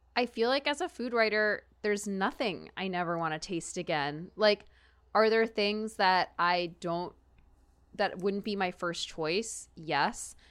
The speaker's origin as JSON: {"language": "English", "region": "Texas", "country": "United States", "tie": "born or raised there", "said": "growing up in Texas"}